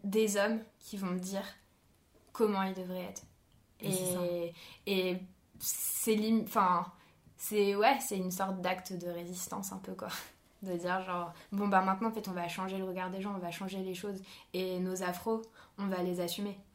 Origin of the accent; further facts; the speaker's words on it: France; je suis française